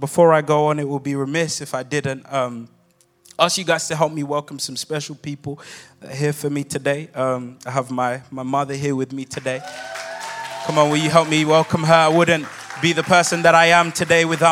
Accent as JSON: {"language": "English", "region": "London", "country": "United Kingdom", "said": "I'm not actually from here. I come from London, England."}